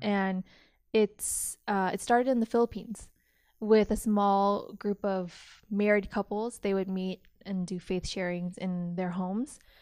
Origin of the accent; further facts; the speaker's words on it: Modesto, California, United States; also born or lived in Canada; I grew up in Modesto, California. So, Central Valley